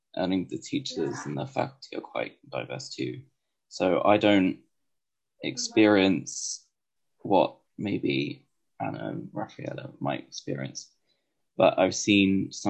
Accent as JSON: {"language": "English", "country": "United Kingdom", "tie": "born or raised there", "said": "I was born in the UK. My family are from the UK"}